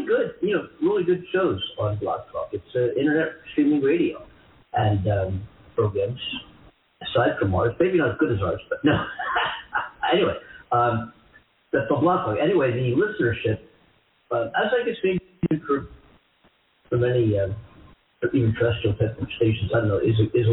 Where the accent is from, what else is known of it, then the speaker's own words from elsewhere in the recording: East Coast, United States; now in Los Angeles, United States; I'm from the East Coast